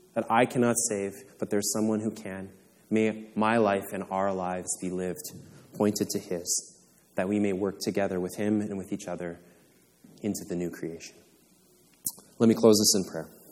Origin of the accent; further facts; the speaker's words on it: Canada; I was born in Canada